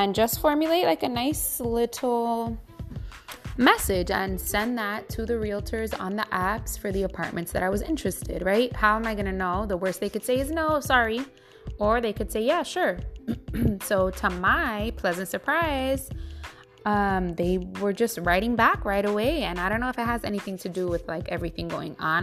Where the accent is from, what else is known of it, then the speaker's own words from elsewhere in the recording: New York City, New York, United States; also born or lived in California; now in Brooklyn, United States; I really love the Bronx, that's been my home since I was 7 years old. I was born in California and my whole life living in the Bronx since I was seven.